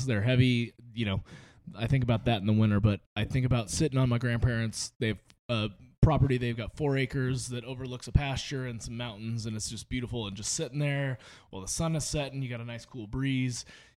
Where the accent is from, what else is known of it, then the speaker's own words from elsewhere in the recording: Oregon, United States; now in Las Vegas, United States; As a beer fan growing up in Oregon, obviously like it's craft beer central